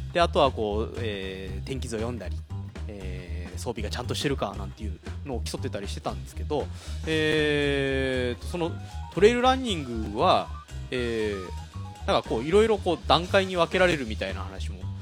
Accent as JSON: {"language": "Japanese", "town": "Mashiko", "region": "Tochigi", "country": "Japan", "tie": "born or raised there", "said": "生まれも育ちも益子"}